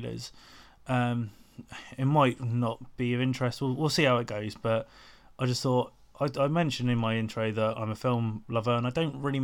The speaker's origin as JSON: {"language": "English", "town": "Portsmouth", "region": "South East England", "country": "United Kingdom", "tie": "born or raised there", "said": "my hometown of Portsmouth"}